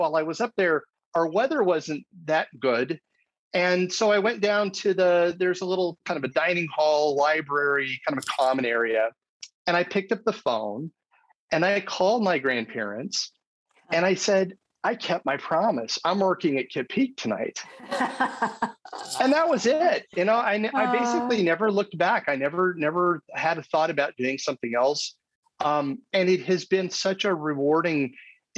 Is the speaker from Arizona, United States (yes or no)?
yes; Arizona, United States; I grew up in Arizona. I'm in the United States.